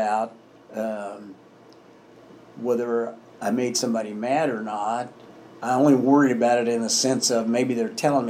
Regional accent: Indiana, United States; I come from Hamilton County and it's a pretty heavily Republican area.

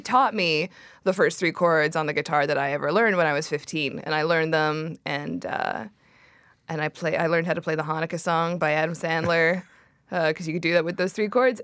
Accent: Surrey, British Columbia, Canada; I grew up in Surrey

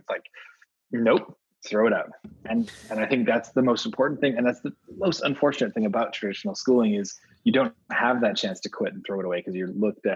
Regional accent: Vancouver, British Columbia, Canada; also born or lived in Amsterdam / Spain / Denmark; now in New York, United States; originally I'm from Vancouver, Canada.

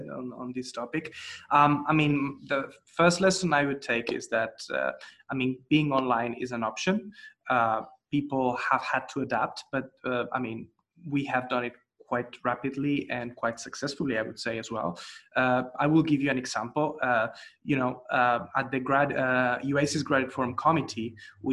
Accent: Spain; I'm from Spain, you know, it's in a corner of the continent.

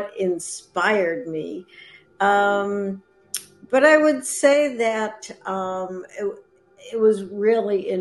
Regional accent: Boston, Massachusetts, United States; moved away as an adult; also born or lived in Vermont / Atlanta; now in Asheville, United States; I was brought up, born and raised in the Boston area, Boston suburbs

